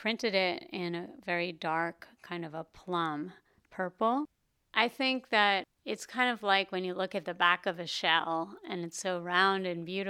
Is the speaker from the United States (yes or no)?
yes; New York City, New York, United States; moved away as an adult; now in Philadelphia, United States; Originally, I grew up in New York City, and I've been in Philadelphia about 14 years almost.